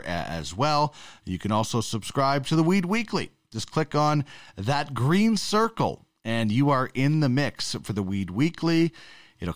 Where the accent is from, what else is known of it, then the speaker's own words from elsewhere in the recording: Canada; as a Canadian